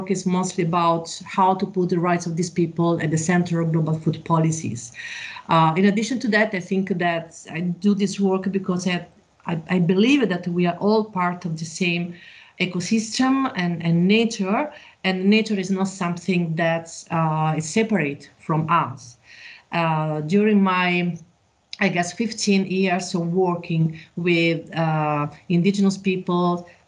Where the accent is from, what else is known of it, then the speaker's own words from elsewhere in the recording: Rome, Lazio, Italy; I come from Rome